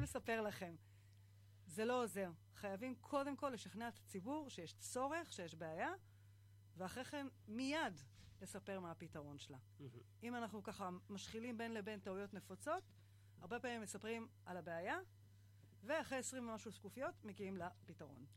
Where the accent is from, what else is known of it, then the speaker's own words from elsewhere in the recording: Kfar Szold, Northern District, Israel; אני uh, מכפר סאול, זה יישוב ליד uh, קריית שמונה